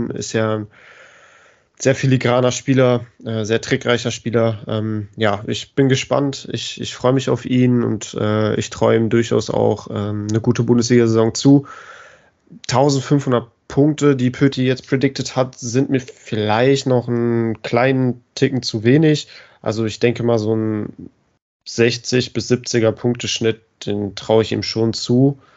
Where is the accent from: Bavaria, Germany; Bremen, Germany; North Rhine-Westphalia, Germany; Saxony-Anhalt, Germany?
Bremen, Germany; als Bremer fällt es mir natürlich ein bisschen schwer, über ihn zu reden